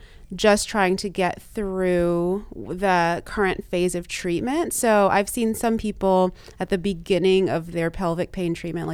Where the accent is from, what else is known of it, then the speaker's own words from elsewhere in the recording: Texas, United States; also born or lived in Louisiana; Like, I grew up in the South in Texas and Louisiana.